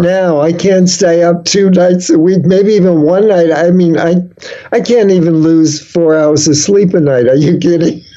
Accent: New York City, New York, United States; moved away as an adult; also born or lived in San Francisco; I grew up in the Bronx

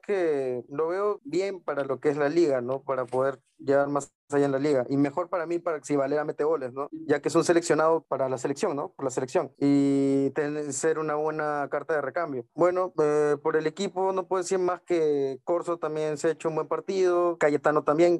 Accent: Peru; como peruano, como peruano que soy

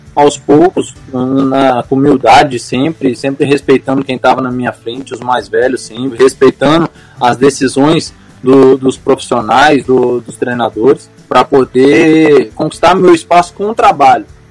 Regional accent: Linhares, Espírito Santo, Brazil; also born or lived in Serra, Espírito Santo; nasci na Serra, mas em 2002 vim morar em Linhares

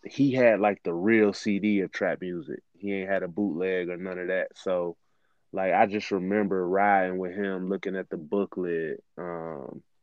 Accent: Cincinnati, Ohio, United States; I'm born and raised in Cincinnati

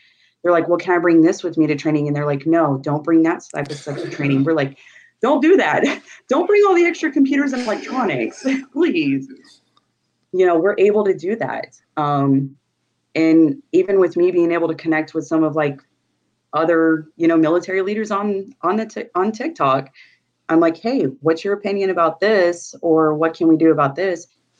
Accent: New Mexico, United States; You came from Florida and I came from New Mexico.

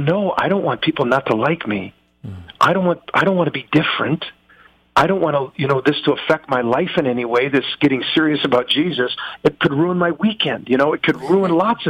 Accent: United States; I'm an American

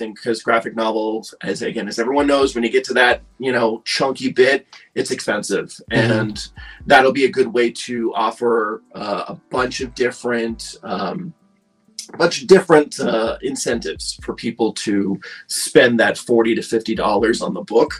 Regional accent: Halifax, Nova Scotia, Canada; now in Toronto, Canada; I'm actually from Halifax, which is in Nova Scotia

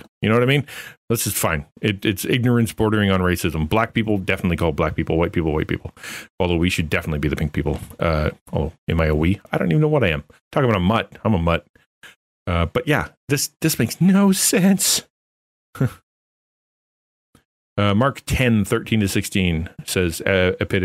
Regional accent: Canada; I'm Canadian

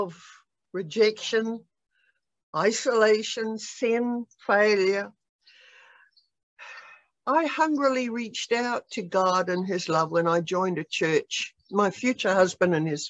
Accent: New Zealand; also born or lived in Australia / Kansas City, United States; now in United States; I was born in New Zealand way back during the war

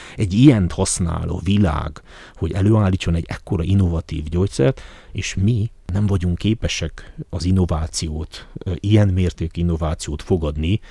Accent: Háromszék, Covasna County, Romania; én azt gondolom háromszékiként

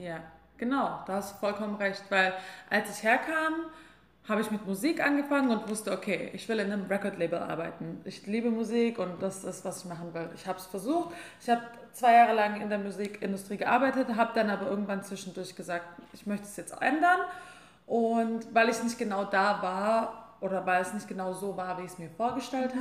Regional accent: Albstadt, Baden-Württemberg, Germany; moved away as an adult; also born or lived in Mainz; Also ich komme aus der Schwäbischen Alb, aus einem ganz kleinen Dorf, ähm, das nennt sich Ebingen, Albstadt-Ebingen. Und ich fand es, ja, als ich aufgewachsen bin, fand ich es immer ziemlich langweilig

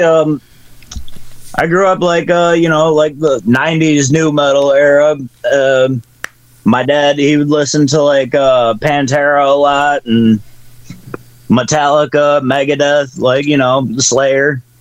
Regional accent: Battle Creek, Michigan, United States; we're from Battle Creek, Michigan, uh, which is known for Kellogg's

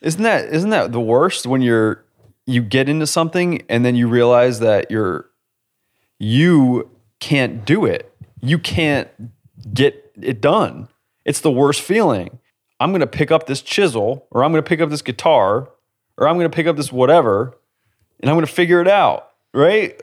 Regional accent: New England, United States; I grew, I grew up in New England

